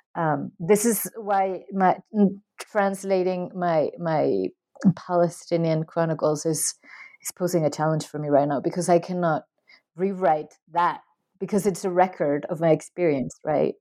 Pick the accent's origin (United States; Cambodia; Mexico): Mexico; I am from Mexico